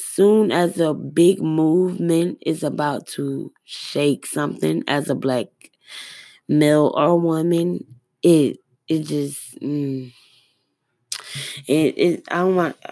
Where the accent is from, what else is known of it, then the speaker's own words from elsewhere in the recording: Atlanta, Georgia, United States; moved away; also born or lived in Albany, Georgia / Missouri; born and raised in Atlanta and Albany, Georgia